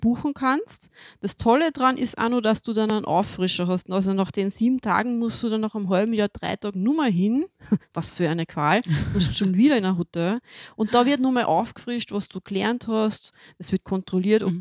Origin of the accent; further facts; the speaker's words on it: Austria; bei uns in Österreich